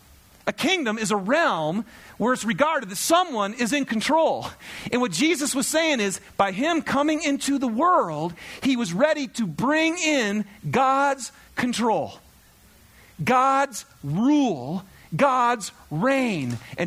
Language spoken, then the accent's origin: English; Michigan, United States; I love thunderstorms. I'm from Michigan. We don't get enough of them here, by the way.